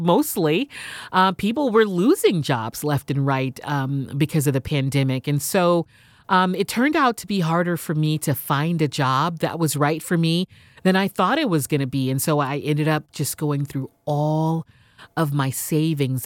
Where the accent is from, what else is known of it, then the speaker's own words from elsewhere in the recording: Houston, Texas, United States; moved away as an adult; also born or lived in San Diego / New York City; I was born and raised in Houston